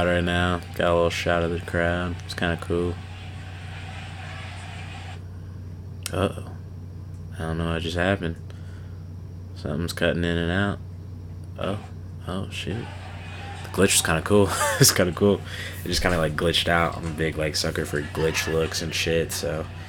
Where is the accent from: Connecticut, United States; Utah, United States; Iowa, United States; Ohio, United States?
Iowa, United States; I'm a kid from Iowa